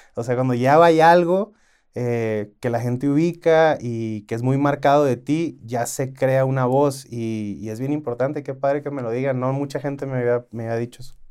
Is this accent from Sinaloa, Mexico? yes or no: yes; Culiacán, Sinaloa, Mexico; yo como soy de Culiacán